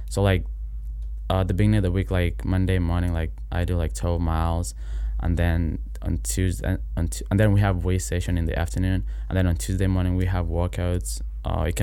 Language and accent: English; Kenya; moved away as an adult; now in United States; I'm from Kenya originally.